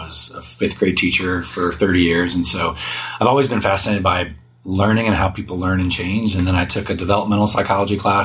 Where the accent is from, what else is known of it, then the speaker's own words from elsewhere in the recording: Texas, United States; moved away as an adult; also born or lived in Chicago / New York City; I grew up in Texas, so it's great to be back. I have not lived back in Texas, though, for almost 19 years now